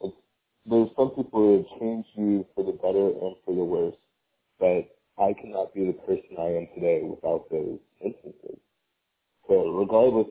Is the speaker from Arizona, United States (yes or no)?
no; Atlanta, Georgia, United States; moved away as an adult; now in Boston, United States; I'm from Atlanta, Georgia.